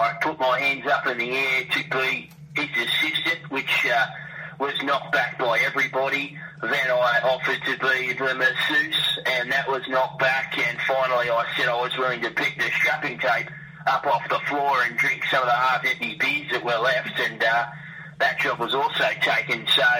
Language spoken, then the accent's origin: English; Junee, New South Wales, Australia; But what happened is we are both from Junee, obviously, the …, and Laurie and I had very storied country rugby league careers, me being the older brother.